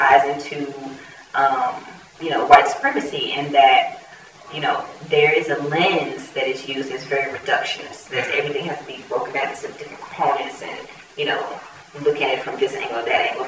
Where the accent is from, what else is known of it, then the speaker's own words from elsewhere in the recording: United States; as an American